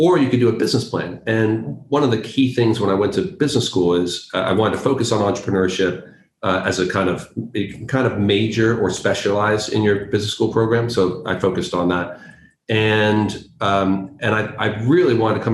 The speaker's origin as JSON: {"language": "English", "town": "San Francisco", "region": "California", "country": "United States", "tie": "born or raised there", "moved": "as an adult", "lives_now": "London, United Kingdom", "said": "I'm from the States and specifically from California, specifically from San Francisco, which brands itself as the burrito capital of the world. And so grew up eating just a colossal amount of Mexican food"}